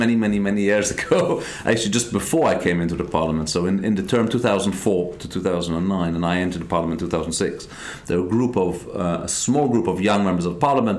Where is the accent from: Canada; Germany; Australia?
Germany; also born or lived in London / Israel / Scotland / Iraq; I'm an Israeli Scotsman born in London who grew up in Germany